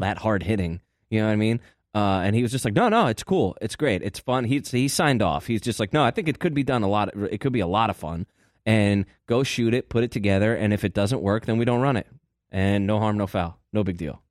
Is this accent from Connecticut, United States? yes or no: yes; Hartford, Connecticut, United States; my hometown of Hartford.